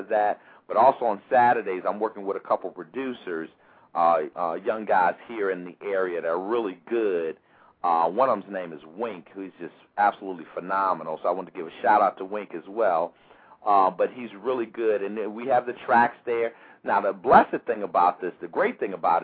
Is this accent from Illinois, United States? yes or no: yes; Chicago, Illinois, United States; born or raised there; moved away as an adult; also born or lived in Washington, D.C.